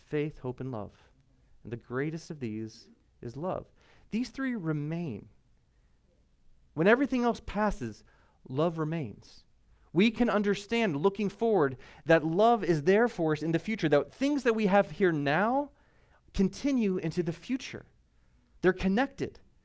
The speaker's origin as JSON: {"language": "English", "country": "United States", "said": "I'm American"}